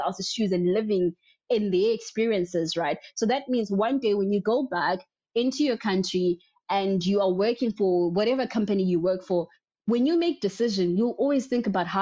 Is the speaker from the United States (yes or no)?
no; South Africa; I was born in a very small rural area in one of the states in South Africa